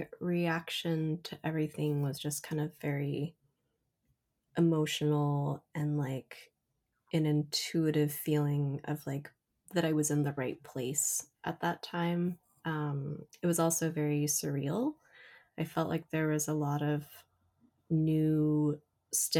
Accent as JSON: {"language": "English", "region": "Southern California", "country": "United States", "tie": "born or raised there", "also_born_or_lived": "Korea", "moved": "yes", "lives_now": "New York City, United States", "said": "I did grow up in Southern California"}